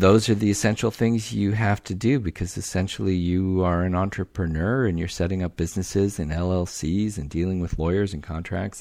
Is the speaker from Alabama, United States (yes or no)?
no; Omaha, Nebraska, United States; I grew up in Omaha